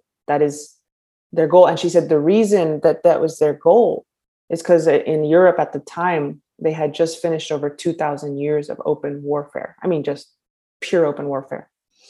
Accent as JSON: {"language": "English", "country": "United States", "said": "So, greetings, my kin and my people. I'm from the Tsétsêhéstâhese clan of the Diné nation. We're also incorrectly known as Navajo."}